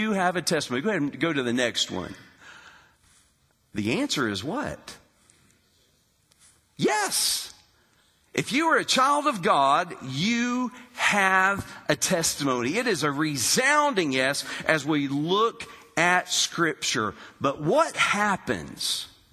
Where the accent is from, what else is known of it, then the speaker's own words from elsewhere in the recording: Hurricane, West Virginia, United States; I grew up in West Virginia, Hurricane, West Virginia